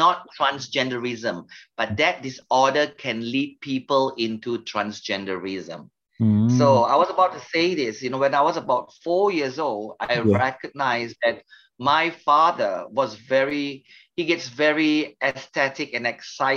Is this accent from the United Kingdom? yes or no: no; Melaka, Malacca, Malaysia; I come from a state, we call it state, a city called Melaka. Melaka is a popular state in Malaysia.